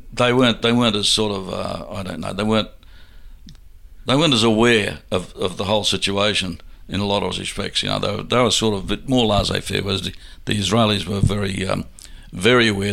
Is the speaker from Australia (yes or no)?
yes; Brisbane, Queensland, Australia; Brisbane was my hometown